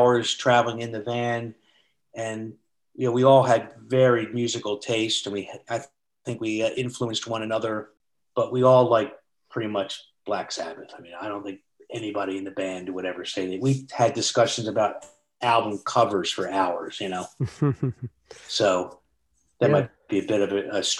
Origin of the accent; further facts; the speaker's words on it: Philadelphia, Pennsylvania, United States; moved away as an adult; now in Baltimore, United States; I was born and raised in Philadelphia